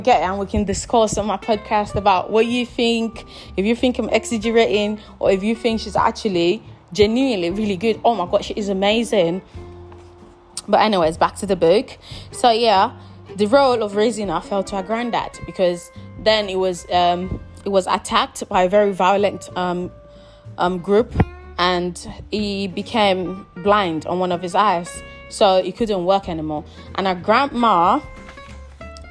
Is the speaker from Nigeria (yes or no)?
yes; Nigeria; I'm Nigerian